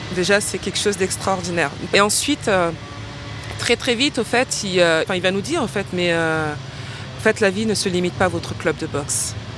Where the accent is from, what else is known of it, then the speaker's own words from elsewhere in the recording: Paris, Île-de-France, France; des origines sociales d'un quartier populaire euh, qui est celui de Ménilmontant, euh, qui est ma colonne vertébrale